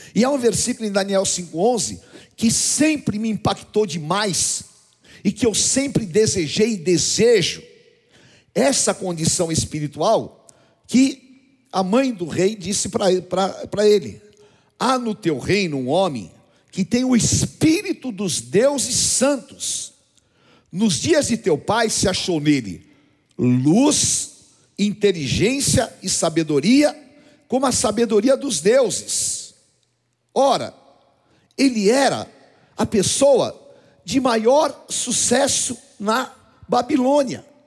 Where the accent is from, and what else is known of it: Brazil